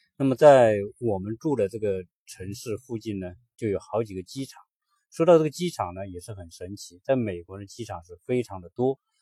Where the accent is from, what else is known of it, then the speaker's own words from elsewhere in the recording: China; 我们中国人